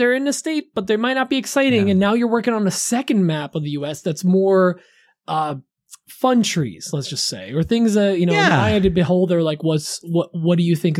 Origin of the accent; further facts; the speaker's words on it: New Jersey, United States; I'm from Jersey.